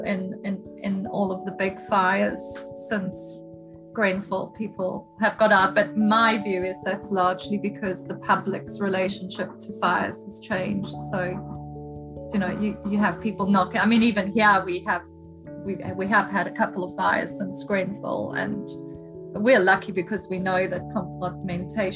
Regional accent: South Africa; now in United Kingdom; I'm South African and a woman

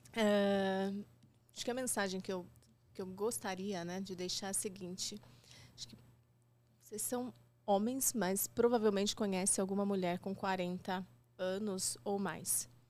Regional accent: 000 in southern Minas Gerais, Brazil; Eu sou de uma cidade de Minas, de 15 mil habitantes, no sul de Minas

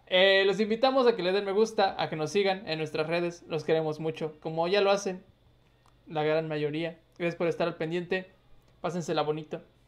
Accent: Jalpan, Mexico; moved away; a mi pueblo

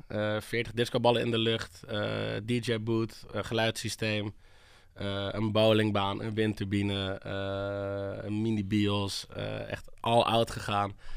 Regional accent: Hoorn, North Holland, Netherlands; now in Amsterdam, Netherlands; ik kom uit Hoorn, een klein, eh, klein stadje boven Amsterdam

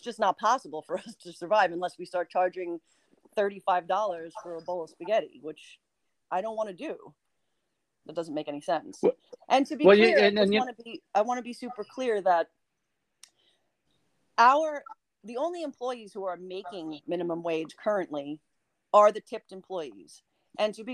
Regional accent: New York, United States; moved away as an adult; now in West Hollywood, United States; Now I'm from New York

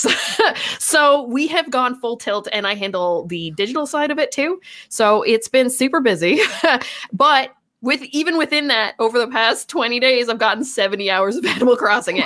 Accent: Canada; we are Canadian.

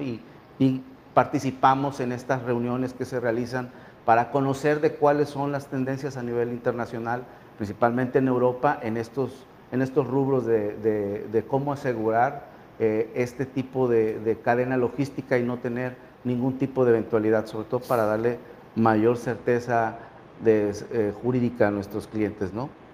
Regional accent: Mexico

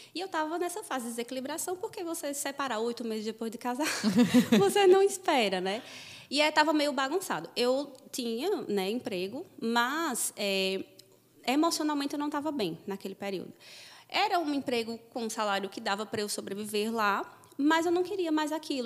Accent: interior of Paraíba, Brazil; moved away as an adult; also born or lived in Brasília / Campina Grande; now in Rio de Janeiro, Brazil; eu moro em Campina Grande hoje, mas eu sou de uma cidade do interior da Paraíba.

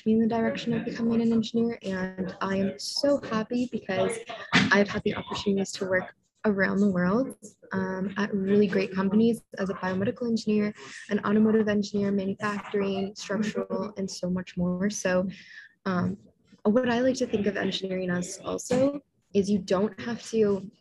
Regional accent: Niagara, Ontario, Canada; also born or lived in Toronto, Canada; I am from Niagara originally, so super close to Niagara Falls

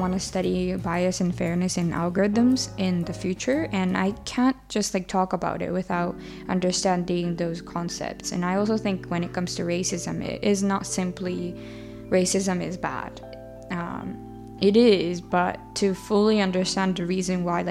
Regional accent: Japan; now in United Kingdom; Growing up in Japan and or in a traditional Japanese family culture

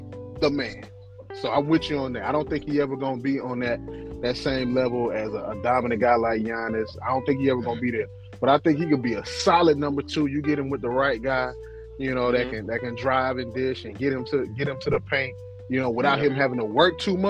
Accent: Mississippi, United States; I'm from Mississippi

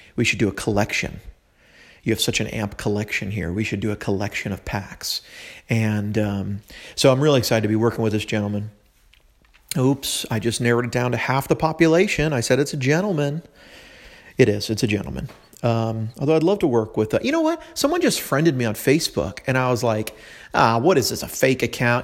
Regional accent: California, United States; now in Tennessee, United States; I'm from California originally

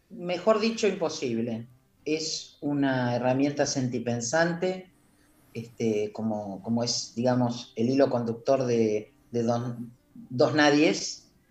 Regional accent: Comodoro Rivadavia, Chubut, Argentina; yo siempre digo que soy palo de Comodoro y Astilla de Buenos Aires

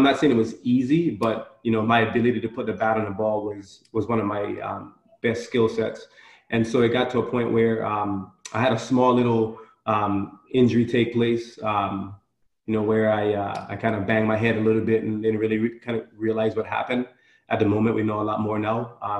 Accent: U.S. Virgin Islands; as a boy growing up, I challenged myself daily growing up in the Virgin Islands.

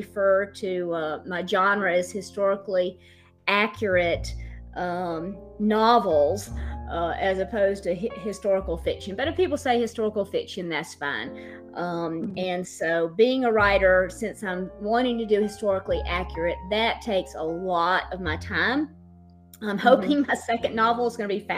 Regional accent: the South, United States; I am not just not from Boston, I'm from the South

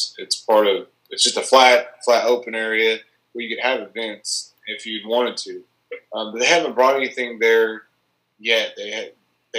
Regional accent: Tahlequah, Oklahoma, United States; my hometown

